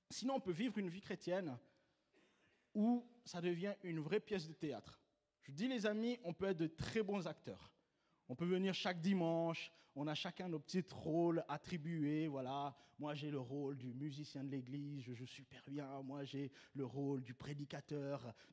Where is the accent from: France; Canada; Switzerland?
Switzerland; Donc, euh, tu vois, je suis suisse, euh, les banques, je connais.